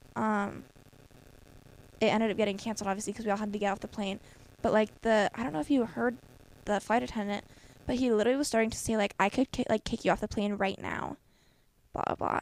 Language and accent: English; Iowa, United States; we say Iowa